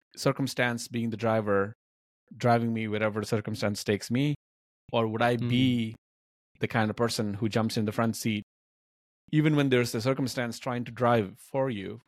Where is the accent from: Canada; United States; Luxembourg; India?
India; Hyderabad, Telangana; also born or lived in Bamuru (village), India; when we moved from Bamuru to Hyderabad, the city, and fa- the family was in a financially tough situation. I was like 12, 13 years old